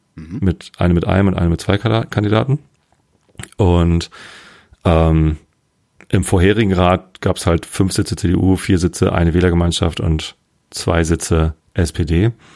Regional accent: Wistedt, Lower Saxony, Germany; ich bin hier aufgewachsen, also ein paar Leute kannten mich schon noch. Aus Wistit, aus meiner, äh, wo ich aufgewachsen bin

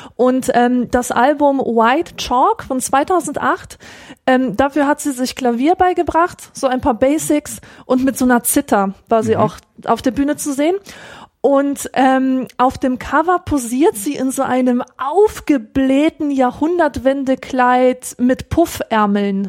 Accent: Augsburg, Bavaria, Germany; ich lese vor allem die Lokalzeitung, die Augsburger Allgemeine, naja. und da erfahre ich äh, Erfreuliches aus aus meiner Heimatstadt

